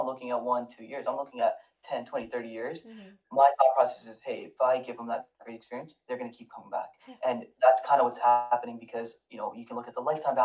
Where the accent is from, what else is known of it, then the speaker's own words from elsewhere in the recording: Toronto, Ontario, Canada; now in Michigan, United States; I grew up in Toronto